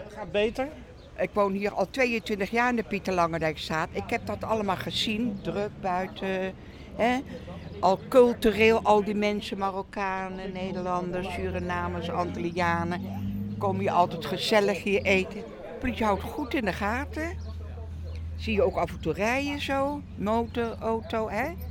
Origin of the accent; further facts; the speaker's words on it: Indonesia; also born or lived in Moerwijk, The Hague, Netherlands; now in The Hague, Netherlands; Ik ben 81. Ik kom uit Indonesië. Ik heb een Hollandse vader, Indische moeder